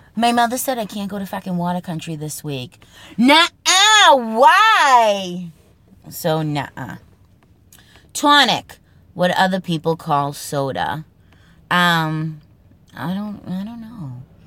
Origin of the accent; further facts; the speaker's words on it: Boston, Massachusetts, United States; accent: Boston accent; the Boston accent, the Massachusetts accent, my regional accent